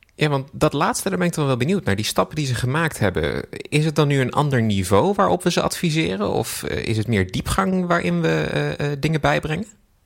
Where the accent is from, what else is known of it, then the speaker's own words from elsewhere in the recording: Netherlands; wij als Nederlanders